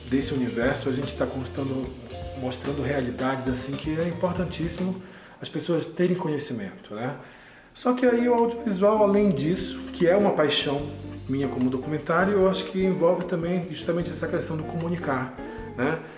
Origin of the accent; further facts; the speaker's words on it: Belém, Pará, Brazil; also born or lived in Manaus; now in Brasília, Brazil; eu sou de Belém do Pará. Atualmente estou morando aqui em Brasília desde 2017